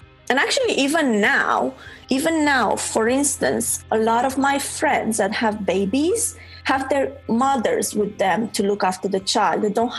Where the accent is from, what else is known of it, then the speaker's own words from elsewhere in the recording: Romania; moved away as an adult; I'm from Romania, yeah. I was born there. Spent the first 27 years of my life there.